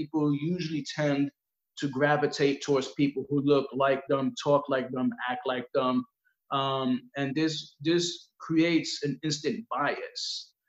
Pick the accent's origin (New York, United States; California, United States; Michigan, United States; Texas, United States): New York, United States; Brooklyn; Yeah, born and raised.